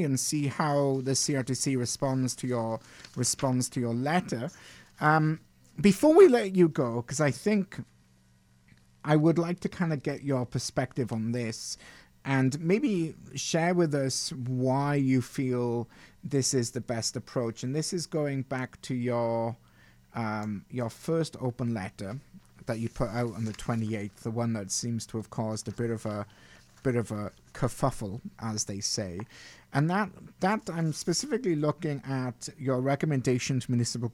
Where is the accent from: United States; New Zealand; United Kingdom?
United Kingdom; now in Canada; growing up in Britain